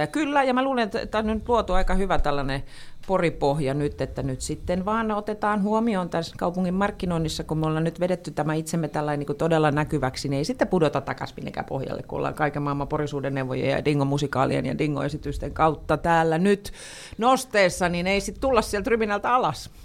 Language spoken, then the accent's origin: Finnish; Pori, Satakunta, Finland; mä oon Porista